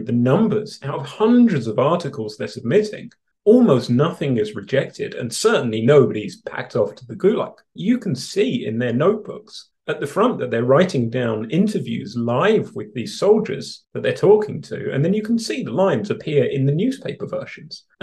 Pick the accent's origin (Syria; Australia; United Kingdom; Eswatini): United Kingdom; London; born or raised there; now in Canada